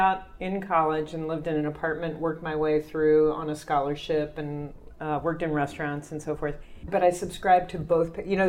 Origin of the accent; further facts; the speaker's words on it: Kentucky, United States; moved away as an adult; also born or lived in Jersey City, New Jersey; now in New York, United States; I grew up in Kentucky, and I moved here out of college.